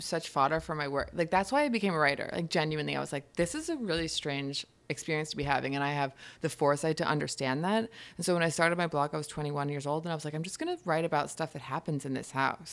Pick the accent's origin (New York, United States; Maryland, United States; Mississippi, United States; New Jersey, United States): New York, United States; Hudson Valley, upstate; moved away as an adult; also born or lived in London; now in New York City, United States; I grew up in upstate New York, in the Hudson Valley.